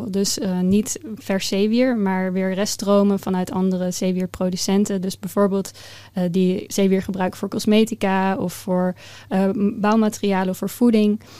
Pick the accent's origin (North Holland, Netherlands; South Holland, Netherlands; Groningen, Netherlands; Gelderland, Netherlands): South Holland, Netherlands; The Hague; ik ben opgegroeid in Den Haag, uh, vlakbij het strand. Dus daar is mijn liefde voor de zee eh, ontstaan.